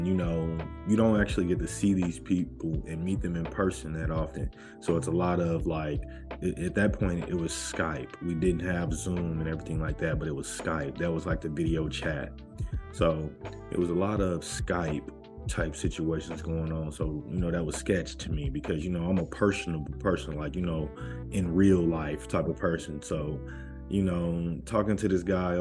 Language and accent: English; United States; me as an American